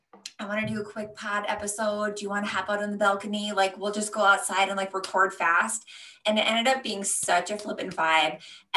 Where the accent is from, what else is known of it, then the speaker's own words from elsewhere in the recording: Michigan, United States; moved away as an adult; also born or lived in San Diego; I grew up in Michigan. And so my friend here, like, Michigan vibes, what up? I lived in San Diego.